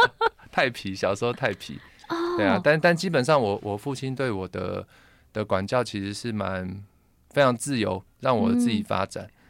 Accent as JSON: {"language": "Chinese", "town": "Taipei", "country": "Taiwan", "tie": "born or raised there", "said": "像我是眷村长大的小孩啊"}